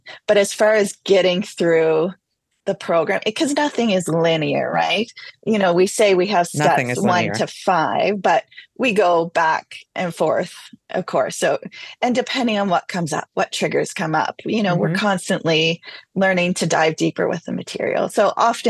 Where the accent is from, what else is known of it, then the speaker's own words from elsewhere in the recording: Canada; I'm Canadian